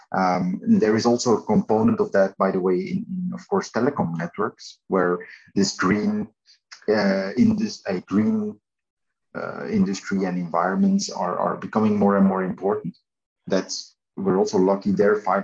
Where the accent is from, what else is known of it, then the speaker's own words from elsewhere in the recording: Belgium; we are from Belgium. And I'm saying that because we're this tiny country in the middle of Europe.